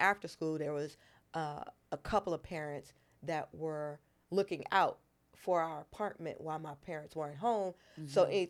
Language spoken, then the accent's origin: English; Los Angeles, California, United States; also born or lived in Brooklyn / New York; I was born in Brooklyn mm-hmm. and raised in Los Angeles and New York.